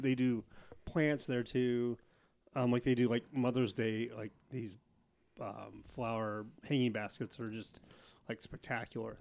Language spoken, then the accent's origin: English; Portland, Oregon, United States; born or raised there; also born or lived in Clackamas River, Oregon